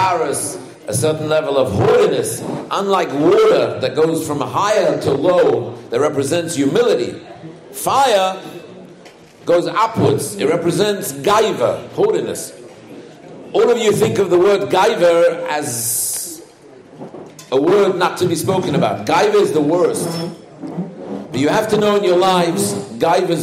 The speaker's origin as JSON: {"language": "English", "region": "England", "country": "United Kingdom", "tie": "born or raised there", "said": "I was raised in England"}